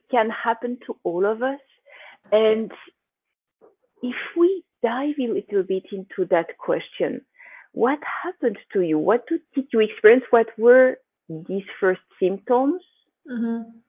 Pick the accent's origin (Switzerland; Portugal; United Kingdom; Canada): Switzerland; I mean, I come from Switzerland.